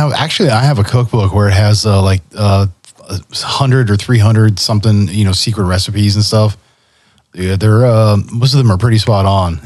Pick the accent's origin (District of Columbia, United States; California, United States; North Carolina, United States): California, United States; I'm from Cali, right? I'm a Del Taco kid.